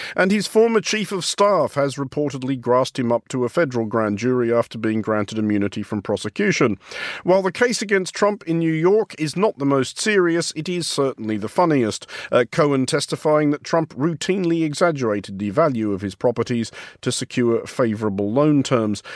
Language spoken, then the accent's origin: English; Australia; as an Australian